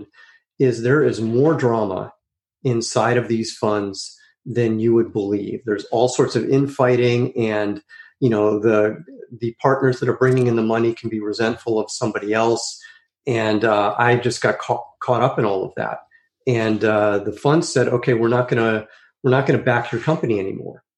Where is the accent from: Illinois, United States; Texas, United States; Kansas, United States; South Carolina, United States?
Illinois, United States; Chicago; also born or lived in New York; now in California, United States; I grew up in Chicago, and then my family moved to New York for a couple of years, and then to California. And I've been in California ever since